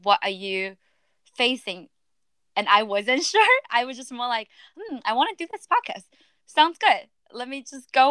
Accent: China; moved away; my whole life I've been ranked growing up in China

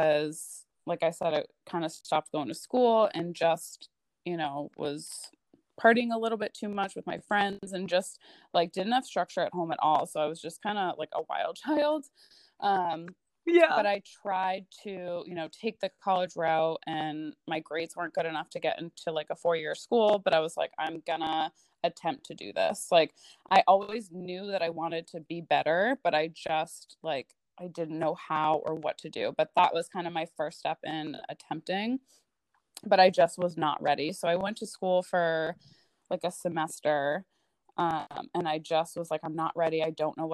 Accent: southern New Hampshire, United States; moved away as an adult; also born or lived in Boston area, Massachusetts; now in Maine, United States; I moved to southern New Hampshire when I was, I think, like 10. So I lived there until I was about 18

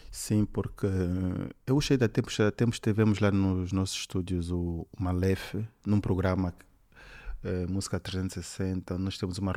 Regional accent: Benguela, Angola; Sempre trabalhei em Angola, vim de Benguela, que é uma província assim, pior do que Luanda.

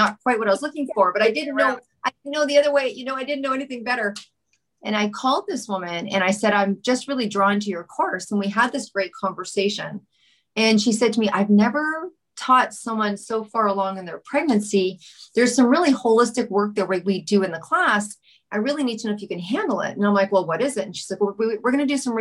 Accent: Vancouver, British Columbia, Canada; also born or lived in Montreal; I am from Vancouver.

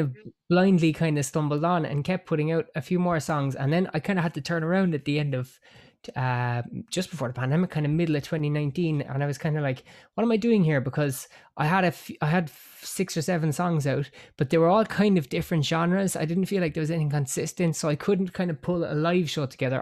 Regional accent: Cork, Munster, Ireland; I am Irish. I am from a place called Cork

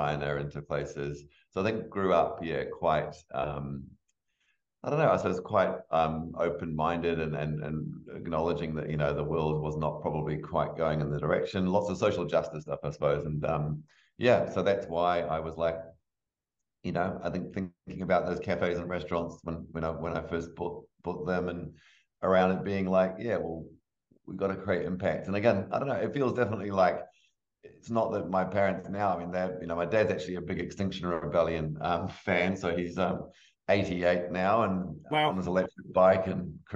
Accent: England, United Kingdom; moved away; We grew up in England.

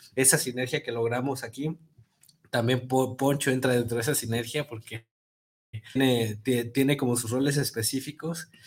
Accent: Tonalá, Jalisco, Mexico; yo, yo, soy de Golden Hills

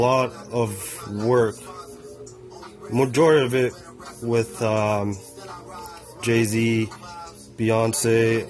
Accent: Toronto, Ontario, Canada; Since we're from Toronto

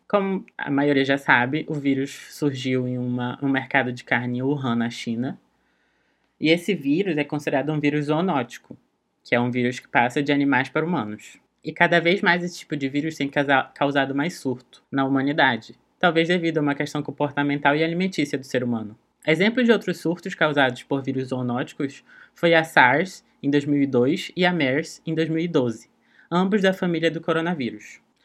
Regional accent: Pará, Brazil; Meu estado natal, o Pará

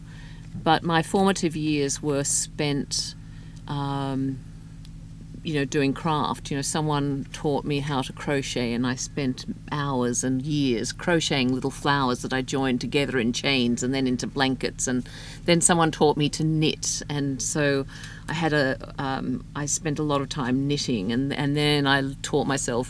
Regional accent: Australia; now in Houston, United States; I grew up in Australia.

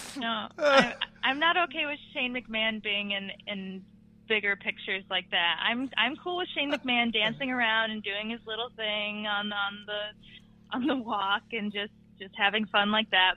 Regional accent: New Orleans, Louisiana, United States; I'm from New Orleans

